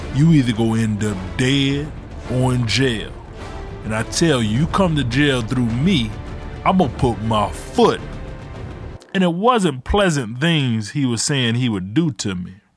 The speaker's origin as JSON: {"language": "English", "town": "Ecorse", "region": "Michigan", "country": "United States", "tie": "born or raised there", "also_born_or_lived": "Detroit, Michigan", "said": "we moved from Detroit to Ecorse"}